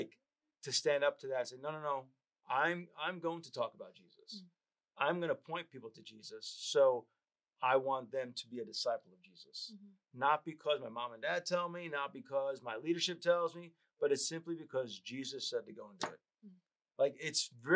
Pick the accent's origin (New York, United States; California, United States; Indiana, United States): New York, United States; I grew up in New York